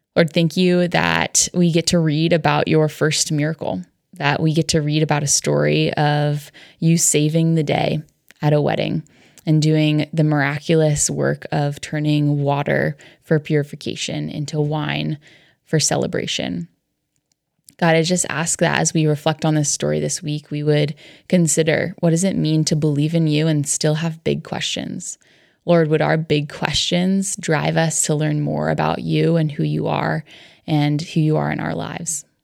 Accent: Connecticut, United States; I grew up in Connecticut

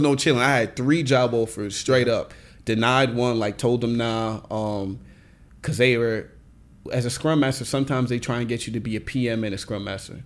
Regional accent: Nigeria; I'm Nigerian

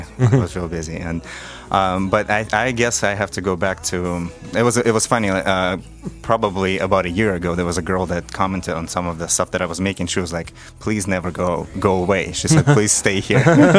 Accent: Russia; English is a second language; I'm from Russia

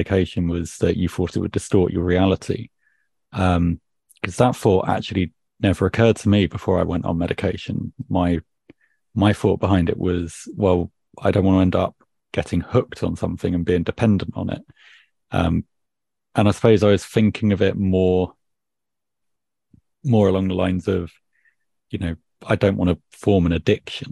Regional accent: United Kingdom; being British

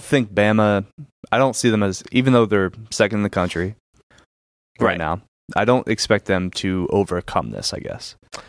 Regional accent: Philadelphia, Pennsylvania, United States; growing up in Philly

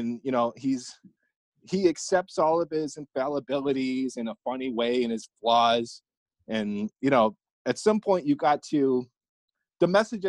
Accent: Brighton, Michigan, United States; also born or lived in Livonia, Michigan; I grew up in Livonia, then I moved to town Brighton or Heartland

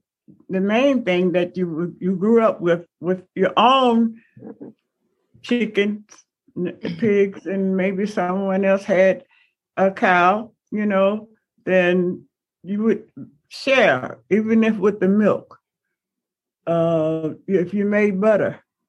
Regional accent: the South, United States; growing up in the South

